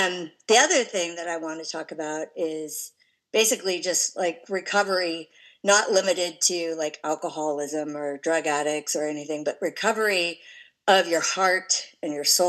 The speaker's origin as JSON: {"language": "English", "region": "California", "country": "United States", "tie": "born there", "said": "I'll start by saying I was born in California in the 60s, and I was born to that perfect hippie family."}